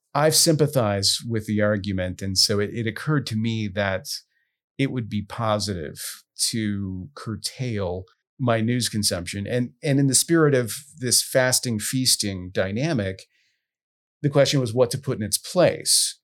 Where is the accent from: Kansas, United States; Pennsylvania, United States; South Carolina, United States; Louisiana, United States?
Louisiana, United States; Southwest; I grew up in Southwest Louisiana